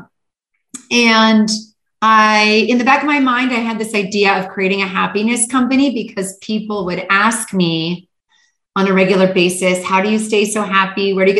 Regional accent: Canada; moved away as an adult; also born or lived in Hawaii / Manhattan / Istanbul, Turkey / Los Angeles; born and raised in Canada.

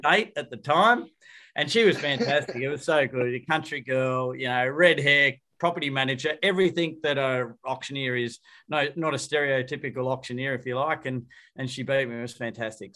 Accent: Wollongong, New South Wales, Australia; I'm from Wollongong

